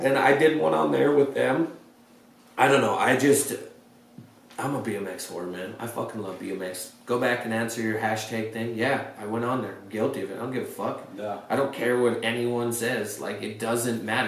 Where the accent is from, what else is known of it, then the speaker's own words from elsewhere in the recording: Great Falls, Montana, United States; moved away; I'm a nobody from Great Falls, Montana